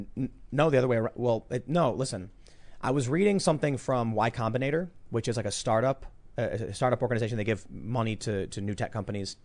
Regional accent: Chicago, Illinois, United States; growing up in Chicago, very, uh, eclectic

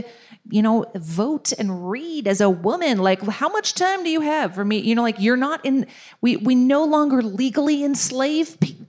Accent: Minnesota, United States; I am a Minnesotan

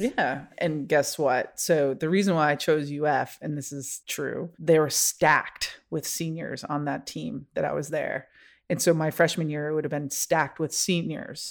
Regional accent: Rochester, New York, United States; moved away; grew up in Rochester, New York

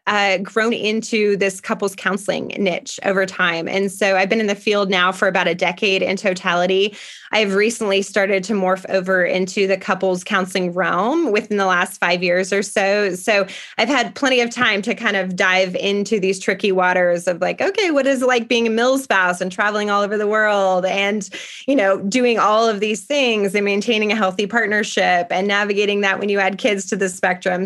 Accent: Parker, Colorado, United States; moved away as an adult; also born or lived in France; now in Tucson, United States; I was born and raised in Parker, Colorado

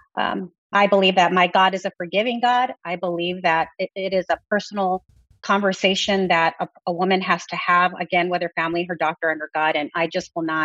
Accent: Texas, United States; I come from Texas

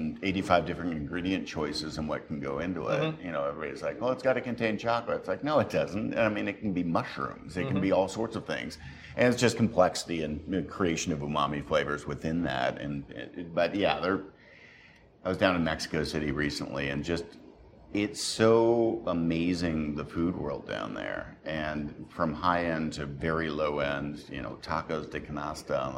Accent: Canada; now in Southern United States; I'm a Canadian kid who's lived in the southern U.S. for, over 20 years

